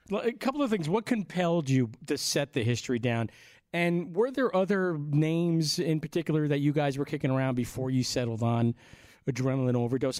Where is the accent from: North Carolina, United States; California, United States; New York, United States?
New York, United States; Long Island; we're from Long Island, 45 miles due east of Manhattan